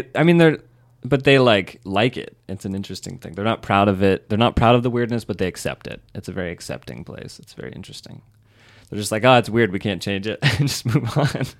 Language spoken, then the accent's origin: English; Reno, Nevada, United States; moved away; From Reno, Nevada.